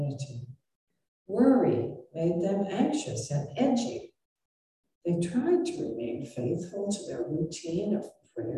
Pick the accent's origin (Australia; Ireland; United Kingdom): Ireland; I'm Irish